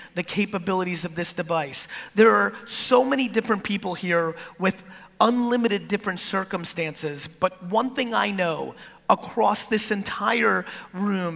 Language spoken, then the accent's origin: English; East Coast of America, United States; also born or lived in Soviet Union; as an immigrant from the Soviet Union growing up on the East Coast of America